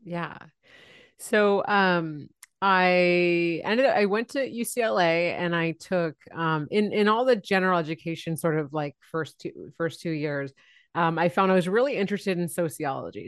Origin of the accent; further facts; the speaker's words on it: San Francisco Bay Area, California, United States; I grew up in the San Francisco Bay Area. So I'm, still live here now